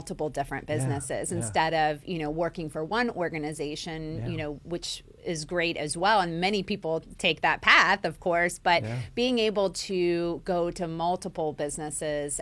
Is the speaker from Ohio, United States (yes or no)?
yes; Centerville, Ohio, United States; now in West Virginia, United States; I grew up in Ohio, Centerville, Ohio